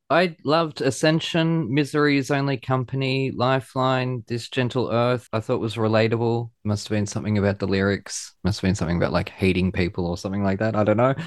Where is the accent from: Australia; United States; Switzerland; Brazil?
Australia; I'm proud Australian